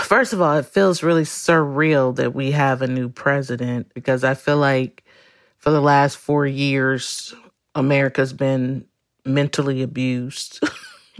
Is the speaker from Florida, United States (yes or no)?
yes; Orlando, Florida, United States; I am from Orlando, Florida